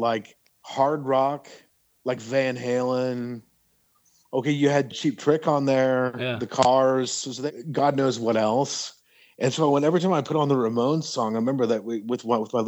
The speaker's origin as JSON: {"language": "English", "town": "Kansas City", "region": "Missouri", "country": "United States", "tie": "born or raised there", "also_born_or_lived": "Lawrence, Kansas", "moved": "yes", "said": "Kansas City, Missouri is my hometown"}